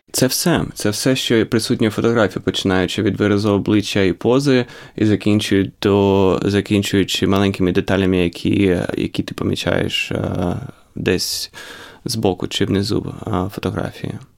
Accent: Ukraine; moved away; коли я ріс в Україні

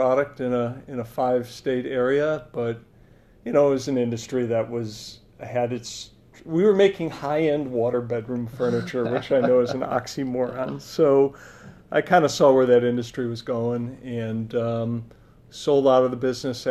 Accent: Milwaukee, Wisconsin, United States; also born or lived in Madison, Wisconsin / Utah; I'm a Wisconsin native. Yeah. I grew up in Madison and Milwaukee. It was in Madison 3rd through 5th grade, but you know, high school years in Milwaukee.

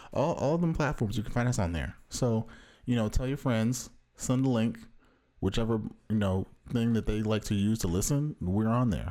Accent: Orange County, Southern California, United States; from the widest part of Southern California

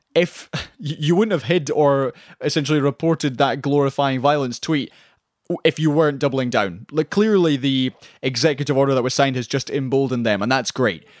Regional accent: Scotland, United Kingdom; I say this as a Scottish person

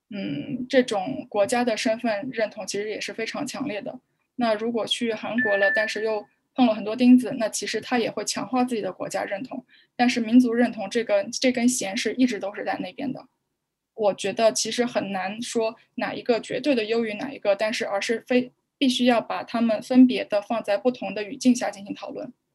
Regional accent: Shanghai, China; moved away as an adult; now in Berlin, Germany; 我自己家里边是从爷爷奶奶那一辈，从，呃，朝鲜半岛的南部的某一个地，某一个城市，然后到中国东北定居的。那，呃，所以我其实生长的环境就是，嗯，周边的父母和亲戚其实都是在家里边讲朝鲜语的，但是呢，我又是在，呃，上海长大

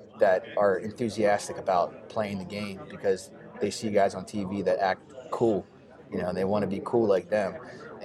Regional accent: Pittsburgh, Pennsylvania, United States; I just love my hometown

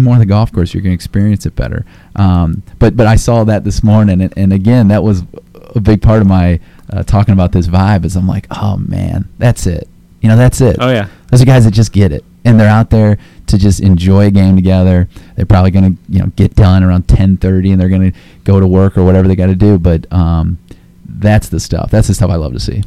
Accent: Akron, Ohio, United States; moved away; Akron, Ohio native here

